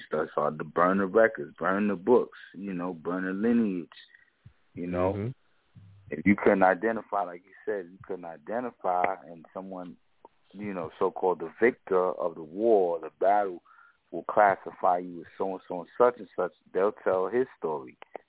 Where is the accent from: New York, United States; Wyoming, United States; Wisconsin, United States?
New York, United States; I'm from New York too, so it's like, you know, I go back many generations here.